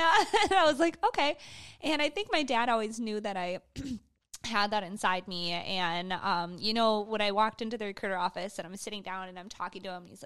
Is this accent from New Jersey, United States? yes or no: no; Michigan, United States; we grew up in Michigan, kind of on a farm